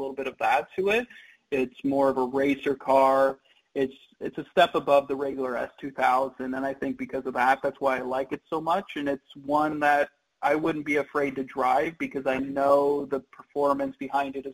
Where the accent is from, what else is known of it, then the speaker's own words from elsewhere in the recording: Kansas, United States; moved away; I grew up in Kansas